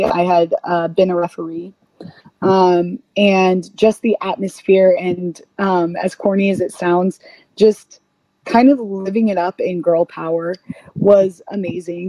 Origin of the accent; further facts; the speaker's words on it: United States; we are two girls from the States